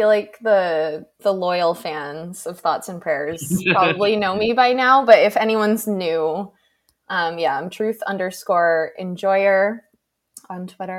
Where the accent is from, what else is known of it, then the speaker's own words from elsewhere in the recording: New England, United States; moved away as an adult; now in Florida, United States; I'm from New England originally. So obviously like I grew up in the cold, but I've become such a little bitch about the cold after 2 years in the South because I moved to Florida almost 2 years ago.